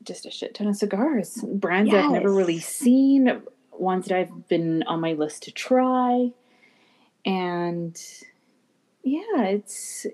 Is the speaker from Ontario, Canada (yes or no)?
no; British Columbia, Canada; I'm from Canada, British Columbia